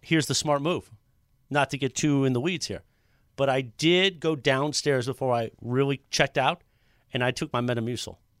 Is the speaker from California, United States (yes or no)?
yes; Whittier, California, United States; we grew up in Friendly Hills